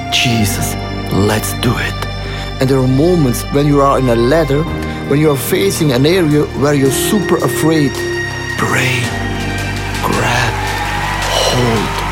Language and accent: German; Switzerland; es tut mir gut, als Schweizer auch ein bisschen Fasten zu lernen.